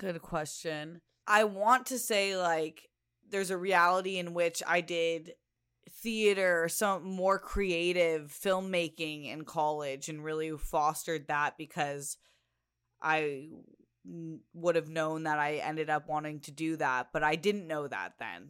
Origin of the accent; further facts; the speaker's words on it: Chula Vista, California, United States; growing up in San Diego in Chula Vista